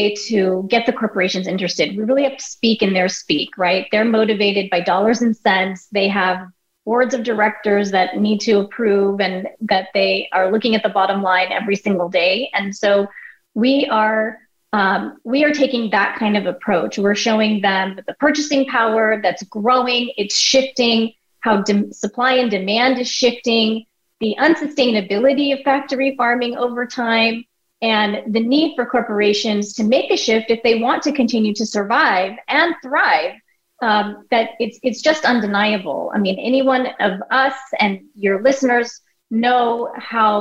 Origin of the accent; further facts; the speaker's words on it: United States; My parents are immigrants from India. I was born and raised in the United States along with my two siblings.